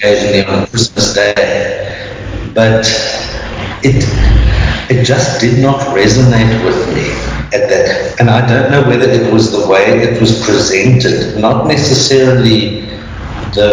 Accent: Cape Town, Western Cape, South Africa; I am born and bred in Cape Town

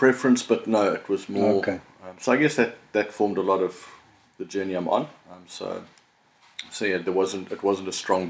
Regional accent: Durban, KwaZulu-Natal, South Africa; now in Cape Town, South Africa; before that, I was born in Durban and we moved around a lot when I was in primary school. So I call myself a Cape Townian, but I've lived in all the provinces and all over the country

